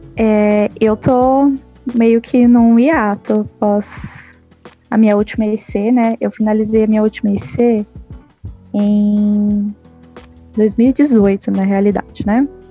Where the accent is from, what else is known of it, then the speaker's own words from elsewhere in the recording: São Caetano do Sul, São Paulo, Brazil; eu sou de São Caetano